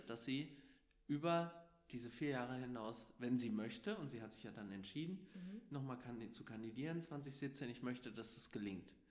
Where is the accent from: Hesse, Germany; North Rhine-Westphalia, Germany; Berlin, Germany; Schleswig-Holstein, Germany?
Hesse, Germany; Wächtersbach; also born or lived in Gelnhausen; Ich hatte vorher einmal als Bürgermeister in meiner Heimatstadt Wächtersbach kandidiert